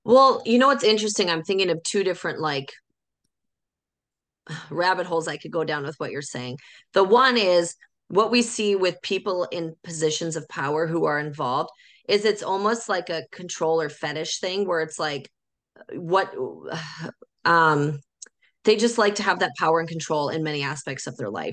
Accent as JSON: {"language": "English", "region": "North Dakota", "country": "United States", "said": "I'm from North Dakota"}